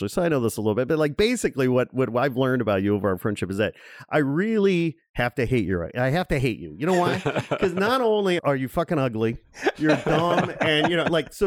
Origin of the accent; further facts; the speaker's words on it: Chicago, Illinois, United States; moved away as an adult; now in Los Angeles, United States; I'm born and raised in and around the flyover city of Chicago